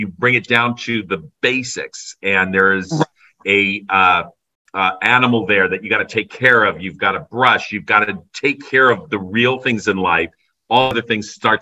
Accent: Burbank, California, United States; I grew up in Burbank, so over the hill was Hollywood

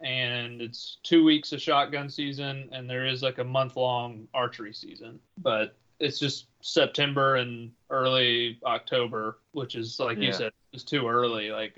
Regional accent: Tennessee, United States; I'm from Tennessee. I live in West Tennessee.

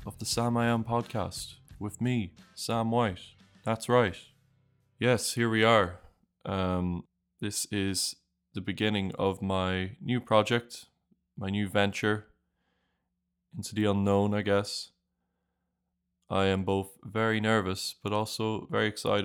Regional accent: Ireland; moved away as an adult; now in Draguignan, France; I'm originally from Ireland

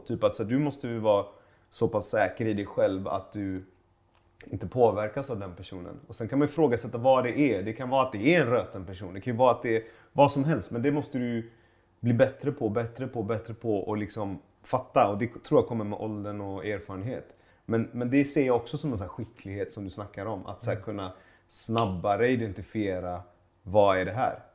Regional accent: Gothenburg, Västra Götaland, Sweden; also born or lived in Iran; jag växte upp i, i, i Göteborg. I, i, i Pennygången i Högsbo

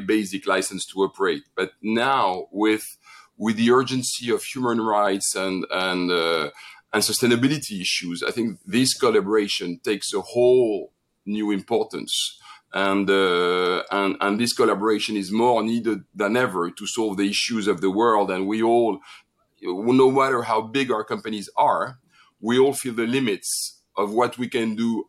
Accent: France; accent: French; English is a second language; also born or lived in Crete, Greece; I was raised in France

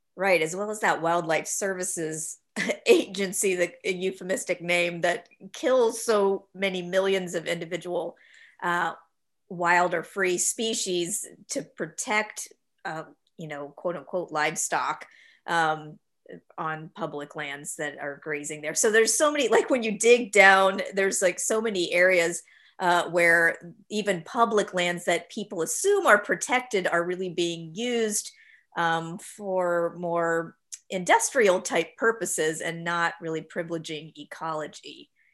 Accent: Florida, United States; I'm from Florida, and even though there's the Everglades, I never really remember seeing anything across what we call alligator alley

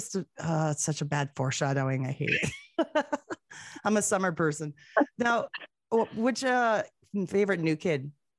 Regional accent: Canada; Coming from a Canadian who's heard it

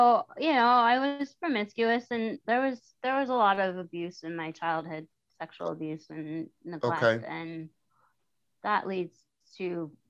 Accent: Golden, Colorado, United States; moved away as an adult; also born or lived in Silver Plume, Colorado / Morrison, Colorado / Denver, Colorado; now in Florida, United States; Okay. Well, I'm a Colorado native. I was born and raised in Colorado.

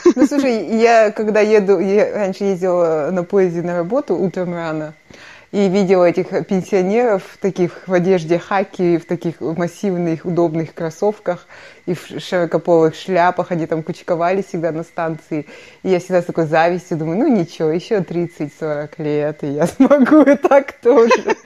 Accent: Kostanay Region, Kazakhstan; moved away as an adult; прекрасная страна, в которой я выросла

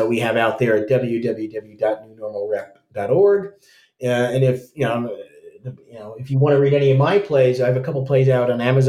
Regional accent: United States; as an American

